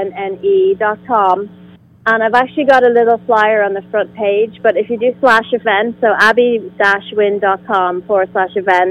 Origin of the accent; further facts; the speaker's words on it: Ireland; I'm from Ireland